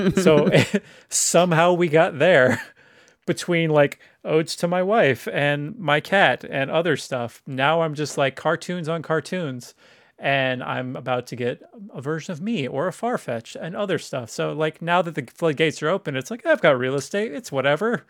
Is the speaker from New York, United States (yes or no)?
no; Woodland, California, United States; I grew up in Woodland and Woodland, California